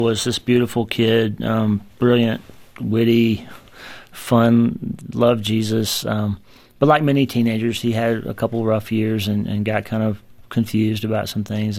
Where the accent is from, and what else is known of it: United States; born or raised there